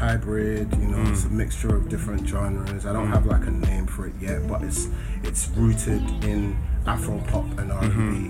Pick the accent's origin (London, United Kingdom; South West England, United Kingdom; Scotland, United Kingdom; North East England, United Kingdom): London, United Kingdom; also born or lived in Croydon; I grew up in Clapham.